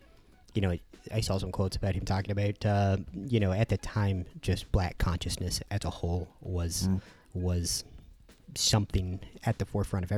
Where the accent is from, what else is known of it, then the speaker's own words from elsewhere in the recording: Indiana, United States; moved away; also born or lived in Eugene, Oregon; growing up in Indiana near Purdue